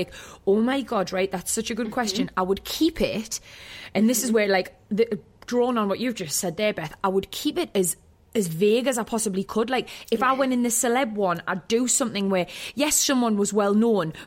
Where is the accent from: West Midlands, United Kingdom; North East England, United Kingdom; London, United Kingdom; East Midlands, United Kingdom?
North East England, United Kingdom; Wallsend; I grew up in Wall's End.